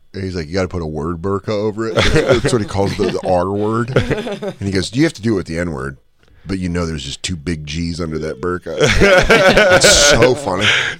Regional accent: Decatur, Georgia, United States; I grew up in Decatur.

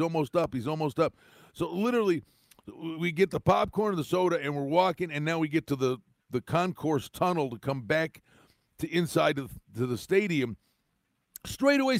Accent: northeastern Pennsylvania, United States; I grew up in northeastern Pennsylvania

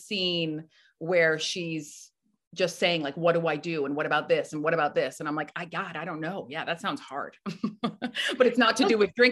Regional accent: Canada; now in New York, United States; I'm from Canada

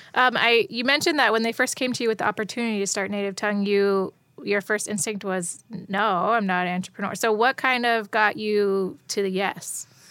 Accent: Youngstown, Ohio, United States; I grew up in Youngstown, right outside of Cleveland

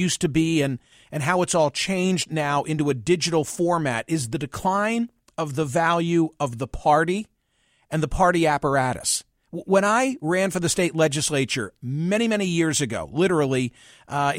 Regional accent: Pennsylvania, United States; in my home state of Pennsylvania

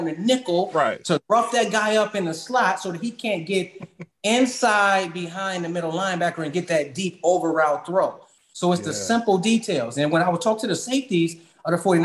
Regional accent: Cleveland, Ohio, United States; moved away; also born or lived in Buffalo; I'm from Cleveland, Ohio

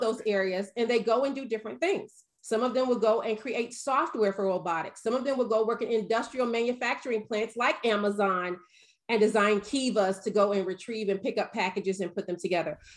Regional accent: the South, United States; I'm from the South

